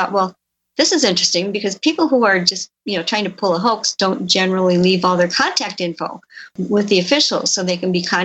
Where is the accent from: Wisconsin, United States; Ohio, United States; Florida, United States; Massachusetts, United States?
Wisconsin, United States; Elkhorn; my hometown of Elkhorn, Wisconsin